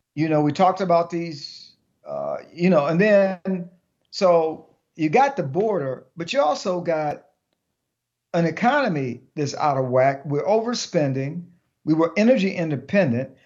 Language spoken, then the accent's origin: English; Detroit, Michigan, United States; I grew up in Detroit